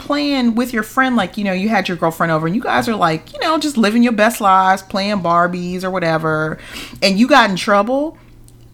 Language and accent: English; California, United States; moved away; I grew up in California, the West Coast